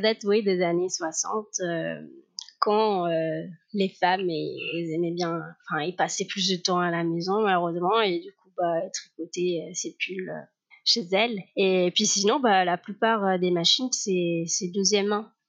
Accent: Cádiz, Andalusia, Spain; French is a second language; moved away as an adult; now in France; je suis des Cadiz, l'Andalousie.

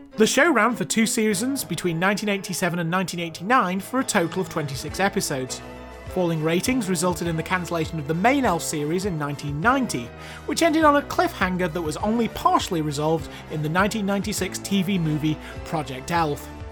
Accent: United Kingdom; being British

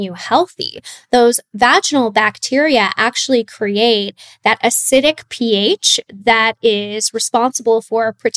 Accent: Laguna Beach, California, United States; I grew up in Southern California in Laguna Beach.

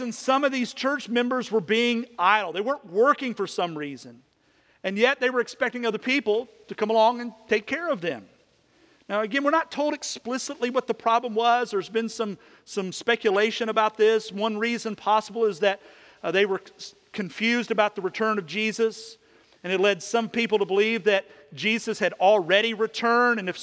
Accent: Kentucky, United States; moved away; When I was a kid, in the little neighborhood I grew up in back in Kentucky

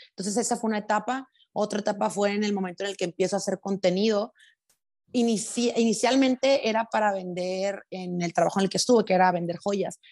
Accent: Los Mochis, Sinaloa, Mexico; accent: sinaloense; also born or lived in Sonora; now in Guadalajara, Mexico; viví cuatro años en Sonora, pero soy de Sinaloa

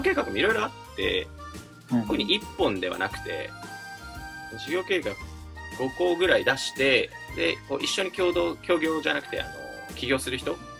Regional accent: Akita, Japan; moved away as an adult; also born or lived in Nishinoshima, Shimane; 僕、あの、出身秋田県

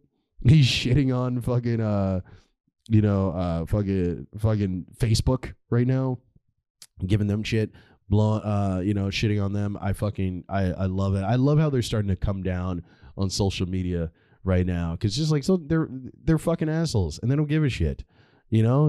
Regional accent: United States; as an American

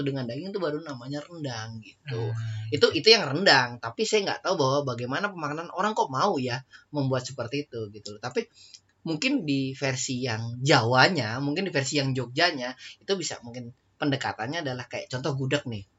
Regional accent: Java, Indonesia; kita orang Jawa

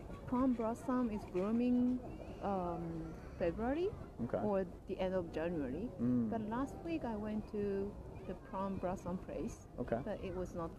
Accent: Osaka, Japan; English is a second language; moved away as an adult; now in Tokyo, Japan; I'm from Osaka, and when I moved in Tokyo

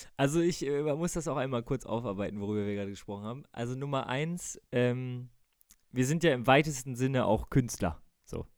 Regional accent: Bremen, Germany; ich bin in Bremen geboren und war Werder-Fan und habe immer ähm, mit meinem Vater zusammen die Werder-Spiele geguckt

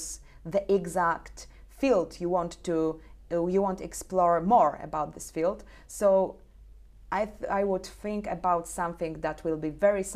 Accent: Suwałki Region, Podlaskie Voivodeship, Poland; our region, nearby my hometown, which is Suwalszczyzna

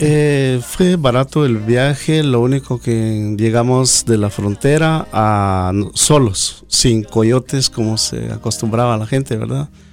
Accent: Cuilco, Huehuetenango, Guatemala; moved away as an adult; now in United States; somos originarios de Cuilco, Huehuetenango

